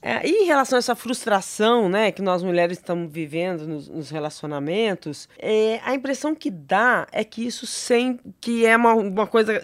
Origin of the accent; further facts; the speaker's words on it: São José do Rio Preto, São Paulo, Brazil; moved away; São José do Rio Preto, minha terra, tá? Meu conterrâneo, sou de lá